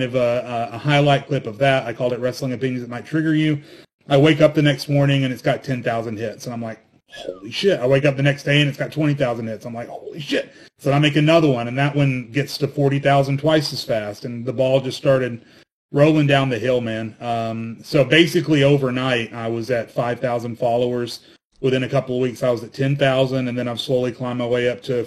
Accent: Arkansas, United States; I grew up in Arkansas

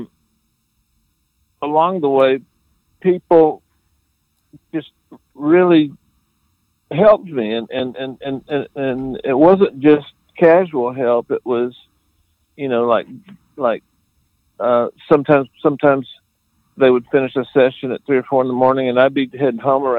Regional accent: South Florida, United States; moved away; also born or lived in Atlanta; I'm actually from Florida, South Florida

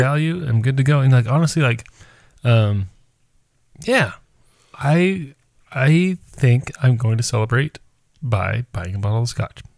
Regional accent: United States

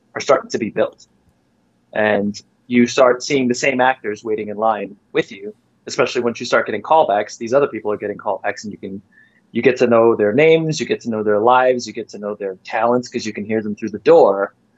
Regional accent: Farmingdale, New York, United States; I had a rough time coming up in the school system in Farmingdale

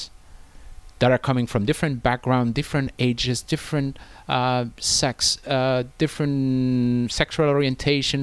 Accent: France; moved away as an adult; now in China; in France, my home country

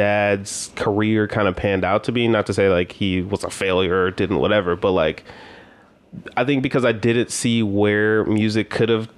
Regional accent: Florida, United States; The reason why I was born in Florida was because he was doing music in Florida

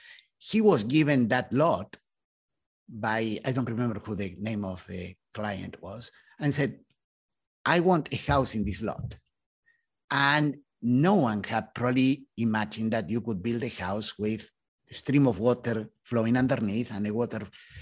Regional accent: Argentina; moved away as an adult; now in United States; In fact, when I came to the US, so I was coming from Argentina. And in Argentina, I had been in the Navy. I was an officer in the Navy.

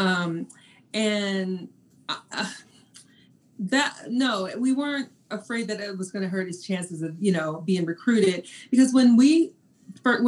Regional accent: Texas, United States; I'm from Texas

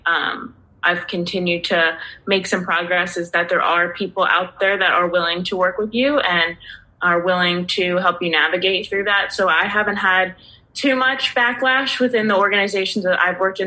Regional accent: Pennsylvania, United States; grew up in Pennsylvania, and my parents would take trips down to the Jersey Shore

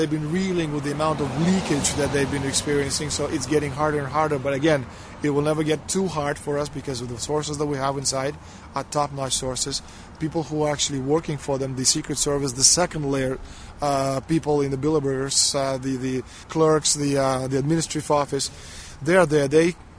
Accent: Canada; I've been doing this for the last 15 years. I'm from Canada. I'm very proud of my country

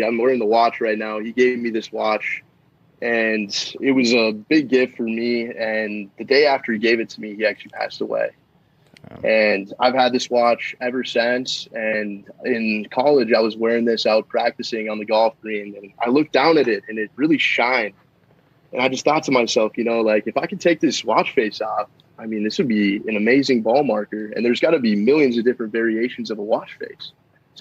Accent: Rogers, Minnesota, United States; I'm from Rogers, Minnesota

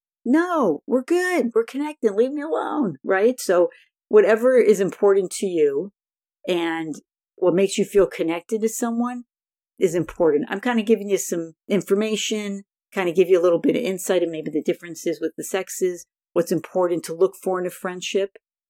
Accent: Buffalo, New York, United States; now in California, United States; When I moved to California in 1982 from Buffalo, New York, I had a hard time making friends

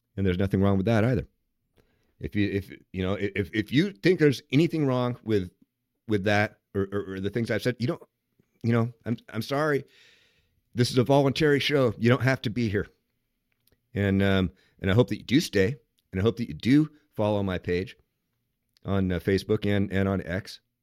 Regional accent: Seattle, Washington, United States; I'm from Seattle

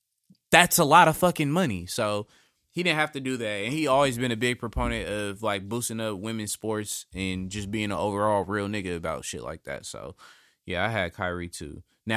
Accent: California, United States; The house I grew up in California is the 11th house on the 11th lane.

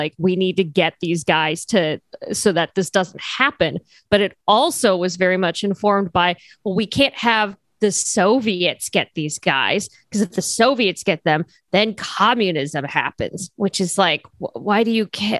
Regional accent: Cairo, Cairo Governorate, Egypt; also born or lived in United Kingdom; now in United States; I was raised in Cairo and went to the UK and then came to the US.

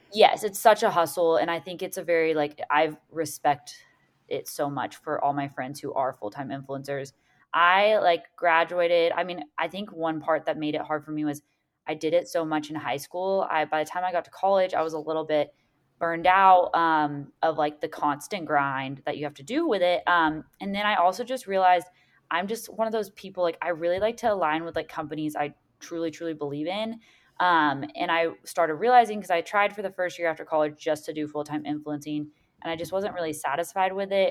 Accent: Seaside, Florida, United States; I loved growing up in Seaside

